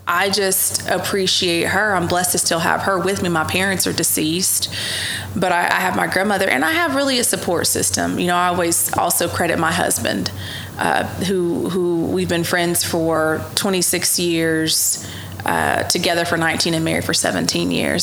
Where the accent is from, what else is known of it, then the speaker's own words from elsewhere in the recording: Ardmore, Oklahoma, United States; I grew up in Ardmore from very humble beginnings